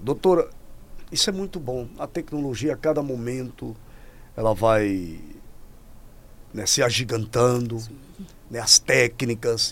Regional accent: Natal, Rio Grande do Norte, Brazil; moved away; lá da minha terra de Natal. Sou lá de Natal, nasci no interior

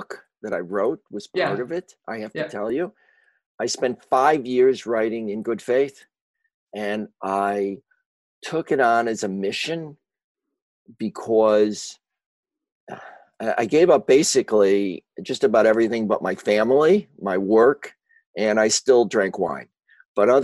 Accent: Chicago, Illinois, United States; I grew up in Chicago, as you may be able to tell from my accent, which I've never been able to shake

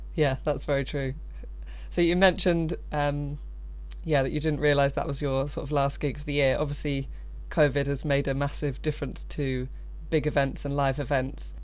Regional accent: Brighton, South East England, United Kingdom; I grew up in Brighton

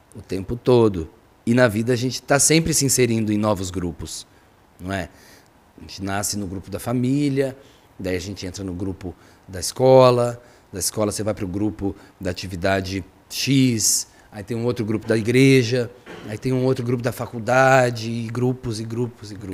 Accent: Barbacena, Minas Gerais, Brazil; eu sou de Barbacena, Minas Gerais

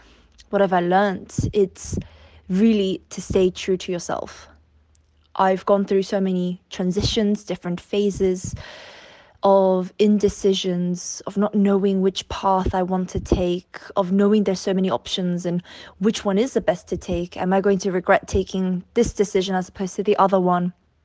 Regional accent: London, United Kingdom; when people ask me, so where are you from? I'm like, okay, I'm from London.

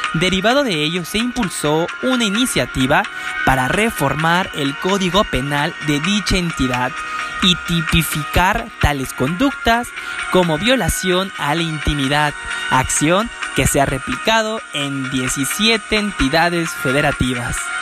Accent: Canada; Como soy de Canadá

